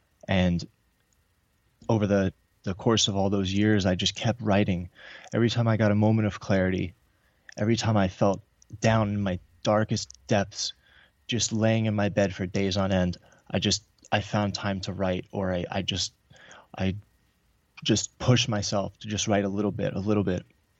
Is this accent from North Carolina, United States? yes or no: no; New York, United States; I grew up in New York in a divorced family, like a lot of other people.